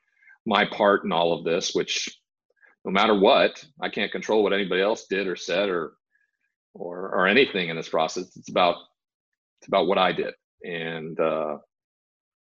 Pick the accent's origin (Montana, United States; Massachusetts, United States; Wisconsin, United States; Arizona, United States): Montana, United States; growing up in Montana around the cowboy culture